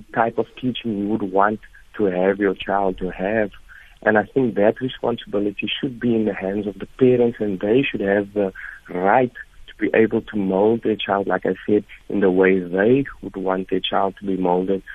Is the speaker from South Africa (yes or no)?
yes; South Africa; we as a South African society